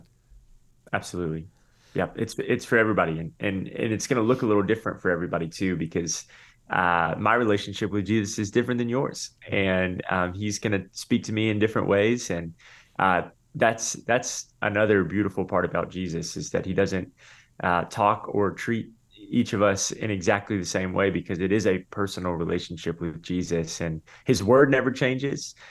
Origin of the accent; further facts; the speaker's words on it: Tampa, Florida, United States; I grew up in Tampa